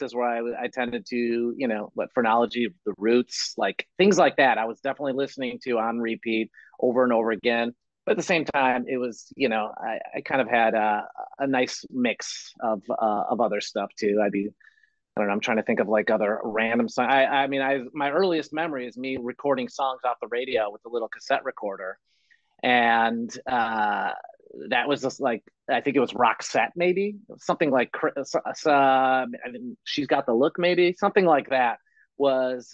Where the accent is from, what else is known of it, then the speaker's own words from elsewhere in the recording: Chicago, Illinois, United States; I grew up in Chicago